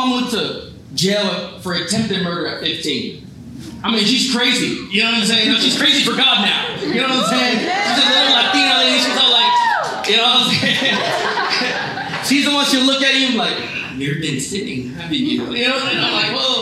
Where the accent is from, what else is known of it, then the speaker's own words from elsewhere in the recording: Palm Springs, California, United States; now in Fremont, United States; So I'm from California, and born and raised in Palm Springs, where they have the Coachella Fest.